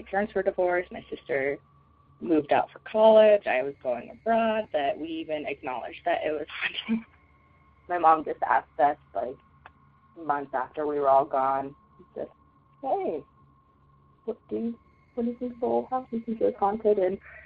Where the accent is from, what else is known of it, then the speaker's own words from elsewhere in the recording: Denver, Colorado, United States; I'm from Denver, Colorado